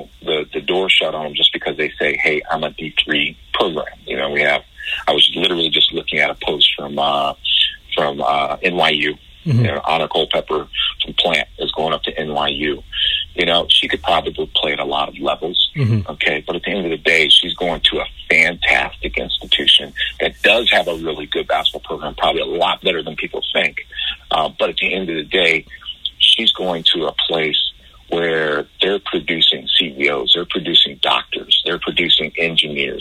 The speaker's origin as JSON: {"language": "English", "region": "New Jersey", "country": "United States", "tie": "born or raised there", "also_born_or_lived": "Europe", "moved": "yes", "lives_now": "Hillsborough County, Florida, United States", "said": "growing up in the Northeast, you know, especially in Jersey"}